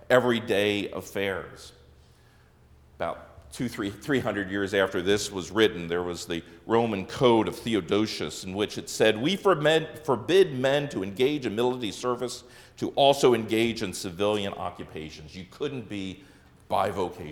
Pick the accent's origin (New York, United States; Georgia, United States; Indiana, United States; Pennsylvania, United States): Pennsylvania, United States; Lancaster County; now in Wisconsin, United States; I grew up in Lancaster County, Pennsylvania, home of the Amish and Mennonite